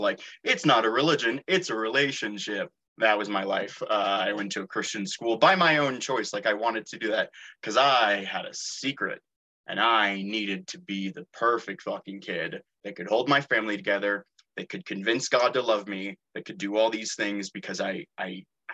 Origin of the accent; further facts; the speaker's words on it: Santa Rosa, California, United States; I was raised in Northern California, in Santa Rosa.